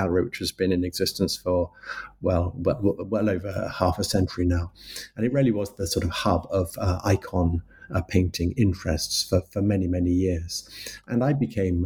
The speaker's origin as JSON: {"language": "English", "region": "London", "country": "United Kingdom", "tie": "born or raised there", "said": "I'm a Londoner. I was born in London and I've lived in London for most of my life with a little foray into the countryside in my teenage years."}